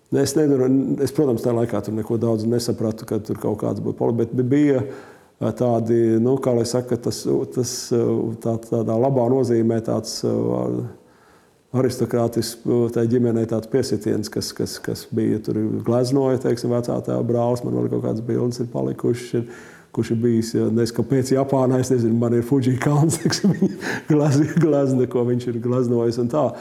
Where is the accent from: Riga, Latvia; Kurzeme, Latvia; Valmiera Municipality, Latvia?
Riga, Latvia; Es uzaugu faktiski Maskavas Forštatē, kad vēl Čangraks nebija īsti uzbūvēts pirmos sešus vai septiņus gadus. Tad nojauca mums to māju uz Maskavas ielas un tad iedeva dzīvokli tur Čangragā vēl dziļāk.